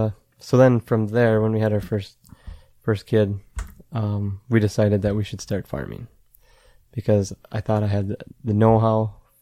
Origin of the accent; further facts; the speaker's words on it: Madison, Minnesota, United States; Yeah, so we're about 30 miles from the South Dakota border, right okay. In the center of the state.